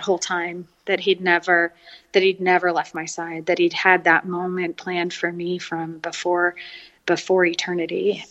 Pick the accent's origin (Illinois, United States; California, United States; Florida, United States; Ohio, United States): California, United States; San Francisco; also born or lived in Paris, France; now in Austin, United States; I grew up in California, uh, in San Francisco, and so I've really been a city girl my whole life